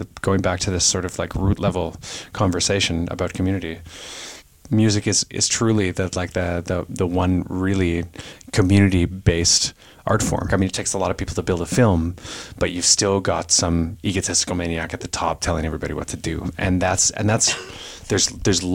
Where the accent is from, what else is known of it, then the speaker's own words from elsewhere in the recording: Kitchener, Ontario, Canada; also born or lived in Eastern Townships, Quebec; I was born in Kitchener, Ontario, and when after this period in the eastern townships in Quebec, we moved back when I was about 13, I guess, to Kitchener